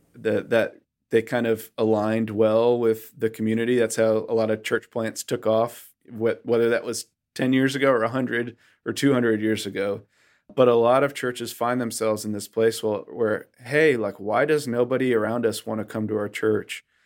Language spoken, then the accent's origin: English; Western Massachusetts, United States; moved away as an adult; now in North Carolina, United States; I grew up in Western Massachusetts, in a place that Barna calls the most post-Christian area of the United States